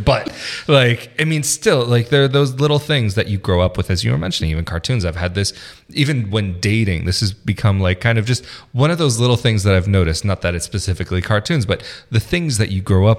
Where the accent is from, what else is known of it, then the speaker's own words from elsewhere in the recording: United States; born there; I'm American kind of by default. It's like I was born there. My mother is American.